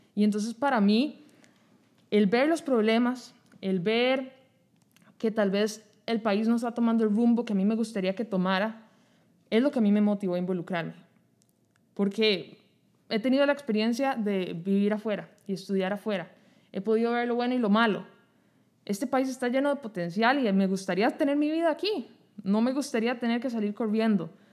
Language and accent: Spanish; Costa Rica; como costarricenses